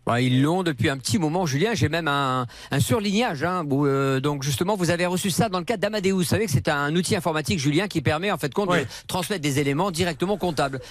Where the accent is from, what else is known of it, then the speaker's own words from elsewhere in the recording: Casablanca, Casablanca-Settat, Morocco; now in France; je suis né à Casablanca